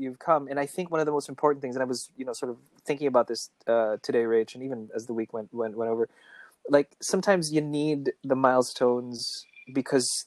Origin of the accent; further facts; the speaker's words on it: Philippines; we're Filipino for the most part